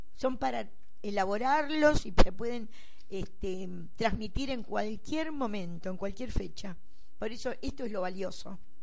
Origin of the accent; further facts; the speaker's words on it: Argentina; soy hija de una africana y un argentino. Y nací en la República Argentina.